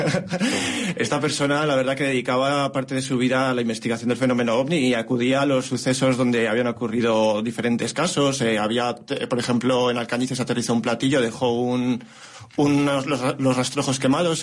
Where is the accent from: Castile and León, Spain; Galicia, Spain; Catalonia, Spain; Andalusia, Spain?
Castile and León, Spain; Morales de Toro; yo cuando iba de la mano de mi abuela de pequeño, en Morales de Toro